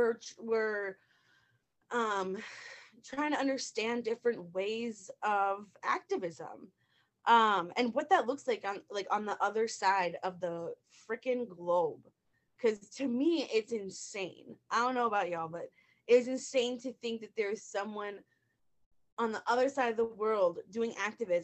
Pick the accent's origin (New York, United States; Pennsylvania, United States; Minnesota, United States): Minnesota, United States; Northfield; I'm from Northfield, Minnesota.